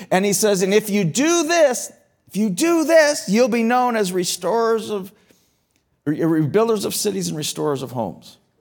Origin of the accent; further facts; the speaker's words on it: Canada; as a Canadian citizen